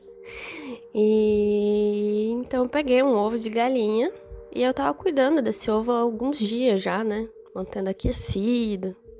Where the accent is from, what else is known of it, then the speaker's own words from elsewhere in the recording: Curitiba, Paraná, Brazil; eu sou natural de Curitiba